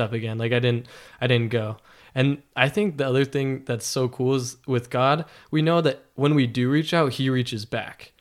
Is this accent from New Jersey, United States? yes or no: no; Las Vegas, Nevada, United States; moved away as an adult; now in Logan, United States; I grew up in Las Vegas